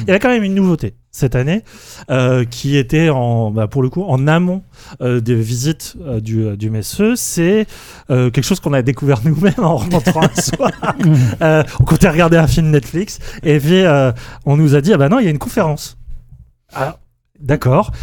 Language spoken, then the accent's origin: French; France; on est français